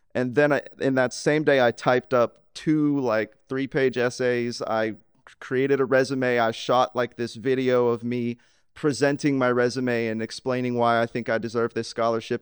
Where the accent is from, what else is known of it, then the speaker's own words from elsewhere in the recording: Laurel, Mississippi, United States; I grew up in Laurel, Mississippi